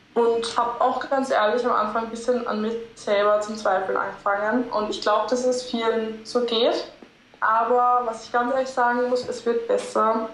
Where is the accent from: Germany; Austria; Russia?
Austria; Linz, Upper Austria; moved away; Ich komme aus Linz ursprünglich